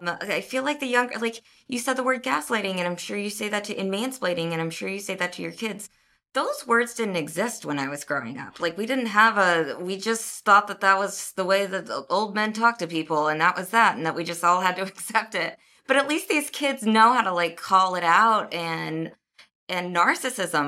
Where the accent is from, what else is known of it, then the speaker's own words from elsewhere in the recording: Kansas City, United States; moved away; I'm not from here. My parents aren't from here. I'm from Kansas City